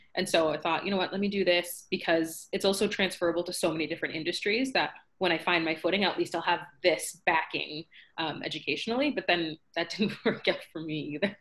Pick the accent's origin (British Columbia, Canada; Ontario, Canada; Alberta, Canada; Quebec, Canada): Ontario, Canada; Scarborough; So I'm from Scarborough, Ontario, Canada